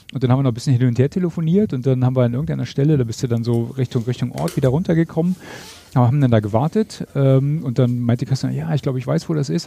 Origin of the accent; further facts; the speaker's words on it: East Germany, Germany; ich bin ja ein Ossi